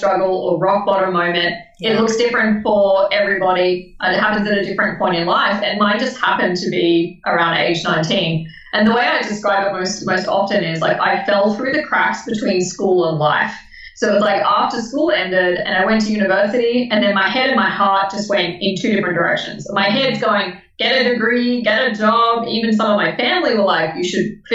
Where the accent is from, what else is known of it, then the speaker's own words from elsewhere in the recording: Melbourne, Victoria, Australia; now in Brisbane, Australia; originally born in Melbourne. Some people judge that. Currently living in Brisbane